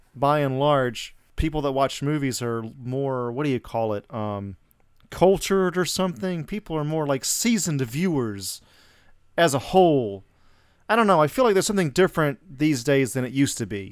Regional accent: Atlanta, Georgia, United States; moved away; I'm from Atlanta originally

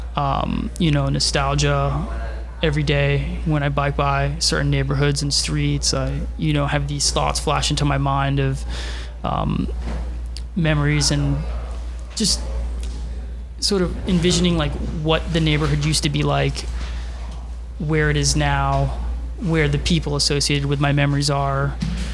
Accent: Miami Beach, Florida, United States; moved away as an adult; now in Brooklyn, United States; I grew up on Miami Beach, and I would think I was around like 17 or 18 when I moved to Brooklyn

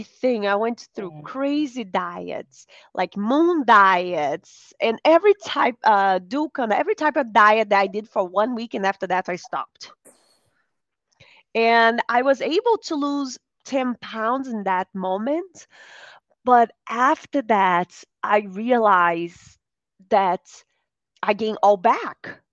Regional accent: Brazil; now in United States; I grew up in Brazil. Now I live in the United States.

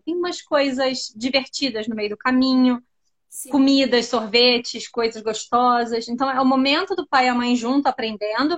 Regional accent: Rio de Janeiro, Brazil; moved away as an adult; now in London, United Kingdom; eu sou do Rio, tá? E eu tô morando em Londres já vai fazer uns seis anos

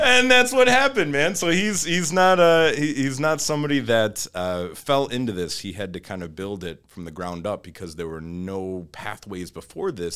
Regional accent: Troy, Michigan, United States; also born or lived in Auburn Hills, Michigan; I grew up, uh, Troy

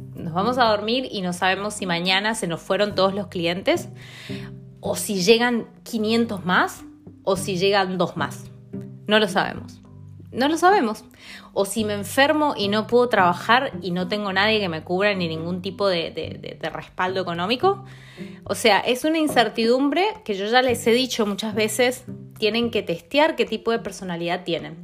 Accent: Mendoza, Argentina; moved away as an adult; now in London, United Kingdom; Soy de Mendoza, de Argentina

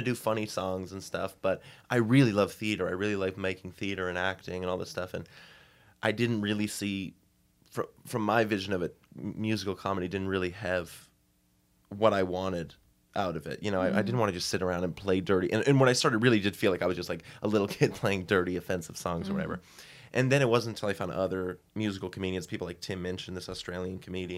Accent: Hamilton, Massachusetts, United States; I'm from Boston, Massachusetts, just like 20 minutes north of there from a little town called Hamilton.

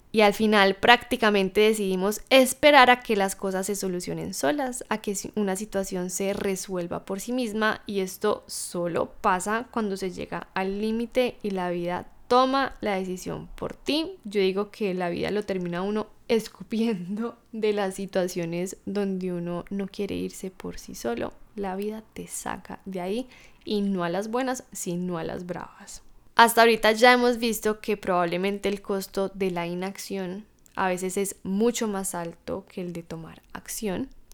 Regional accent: Colombia; moved away as an adult; regresar de vuelta a mi país natal, a Colombia

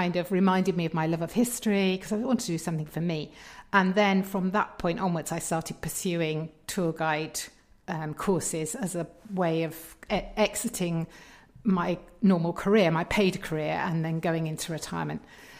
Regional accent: Berkshire, South East England, United Kingdom; moved away as an adult; also born or lived in Bristol / Tanzania / Leicester / Kentish Town, London; now in London, United Kingdom; So I was brought up in Berkshire.

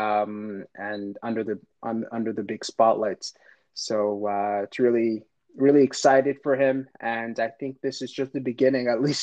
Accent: Montreal, Quebec, Canada; I grew up in LaSalle, so just a suburb just outside of downtown Montreal

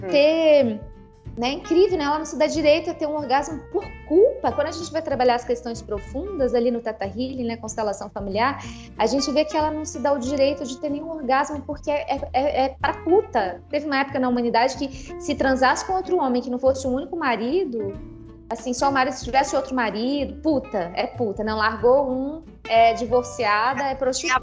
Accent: Brasília, Federal District, Brazil; moved away as an adult; Eu cresci na Asa Norte, em Brasília, bem no centro da cidade.

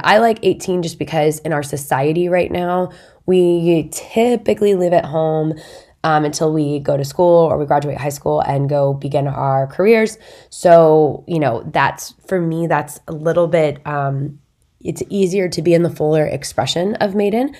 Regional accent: Indiana, United States; our town has a big lake in it, my hometown.

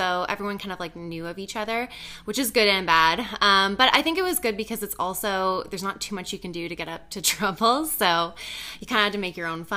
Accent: Belleville, Ontario, Canada; also born or lived in Ottawa; now in Toronto, Canada; I was actually born in Ottawa, but I grew up in Belleville, Ontario

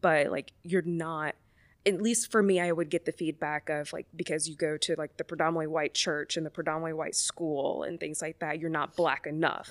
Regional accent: Mobile, Alabama, United States; moved away; I grew up in Mobile, Alabama, so from the Deep South

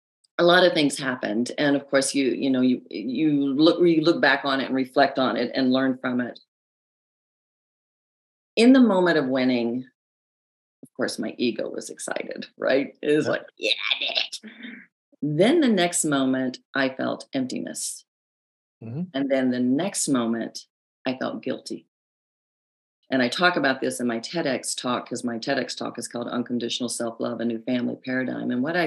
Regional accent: the South, United States; accent: Southern; I have a news background now, so I've lost a lot of my Southern accent, but I talk like this.

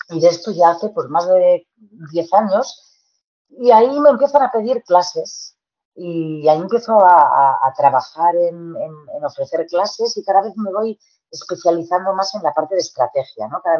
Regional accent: Tarragona, Catalonia, Spain; de estar en Tarragona, yo, soy de Tarragona, ¿eh?

